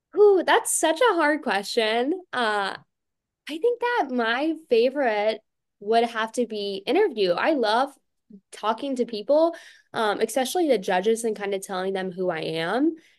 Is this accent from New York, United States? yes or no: no; Fayetteville, North Carolina, United States; I'm from Fayetteville, North Carolina, which is home to w, our largest U S military base